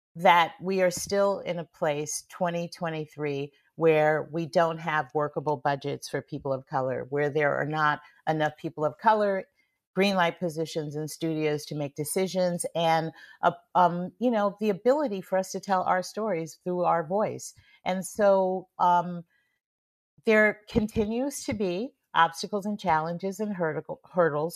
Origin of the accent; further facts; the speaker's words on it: San Francisco, California, United States; growing up in San Francisco